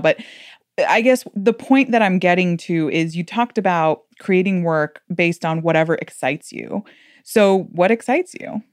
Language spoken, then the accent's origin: English; Miami, Florida, United States; I'm from Miami